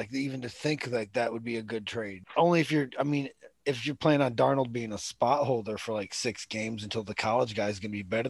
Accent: New York, United States; Like, I'm from New York. You know, like they just support. Hey, I'm from New York.

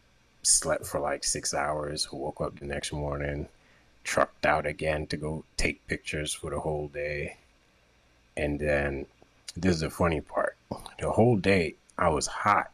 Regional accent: Jamaica; I'm from Jamaica.

